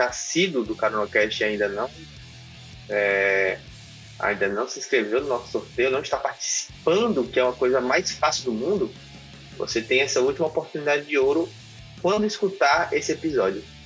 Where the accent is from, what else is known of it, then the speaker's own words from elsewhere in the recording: Brazil; a gente é brasileiro